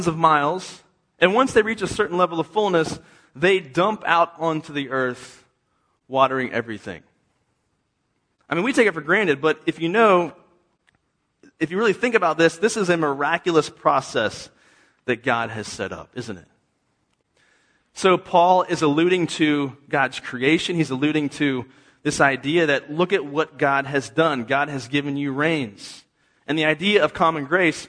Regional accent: East Coast, United States; now in Texas, United States; I'm from the East Coast. I didn't know what that was till I came to Texas

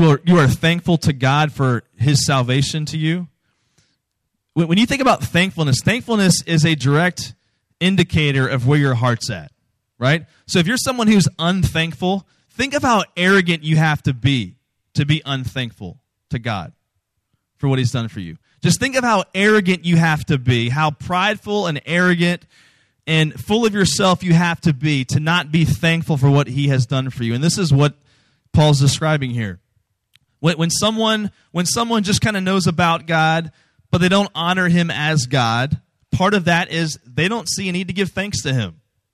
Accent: Virginia, United States; Virginia, where I'm from

